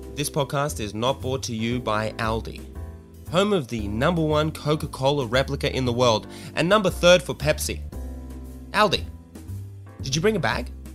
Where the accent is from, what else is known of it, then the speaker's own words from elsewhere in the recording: Sydney, New South Wales, Australia; my hometown Redfern